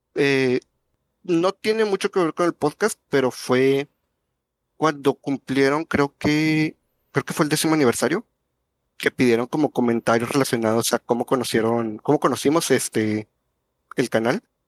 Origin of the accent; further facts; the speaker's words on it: Monterrey, Nuevo León, Mexico; yo vivo muy lejos de ustedes, yo soy de Monterrey